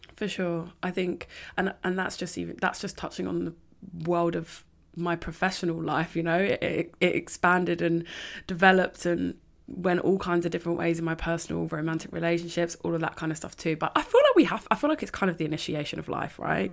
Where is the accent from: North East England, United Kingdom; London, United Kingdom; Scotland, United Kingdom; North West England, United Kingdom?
London, United Kingdom; I grew up in North London on the outskirts